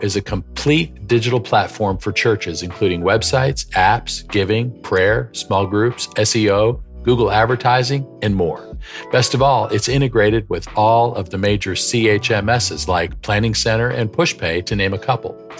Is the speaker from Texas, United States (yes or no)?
no; Western New York State, United States; I grew up in Western New York State